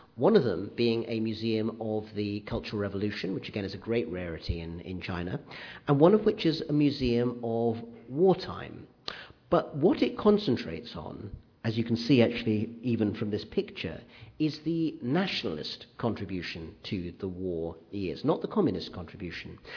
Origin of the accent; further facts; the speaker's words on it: United Kingdom; growing up in Britain in the 60s and 70s